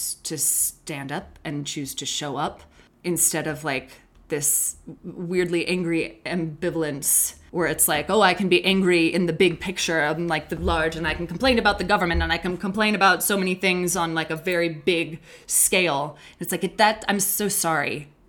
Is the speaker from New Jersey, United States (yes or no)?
no; Lander, Wyoming, United States; I did all the camps as a kid in Lander